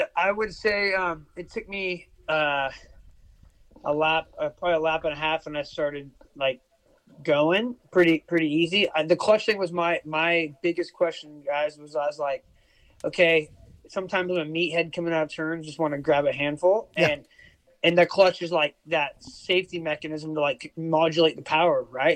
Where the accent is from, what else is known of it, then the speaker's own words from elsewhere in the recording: United States; now in Australia; I live in Oz. I'm American